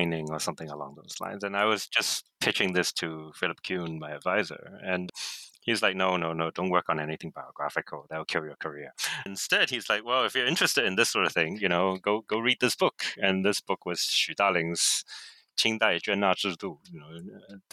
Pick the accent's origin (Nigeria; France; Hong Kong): Hong Kong; I grew up here in Hong Kong